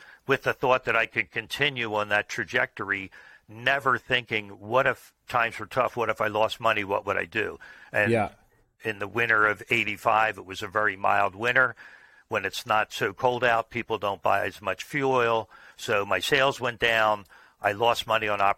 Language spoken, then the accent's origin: English; Oaklyn, New Jersey, United States; I grew up locally in the same town that my business is in. It was called Oakland, New Jersey, so a suburb of Philadelphia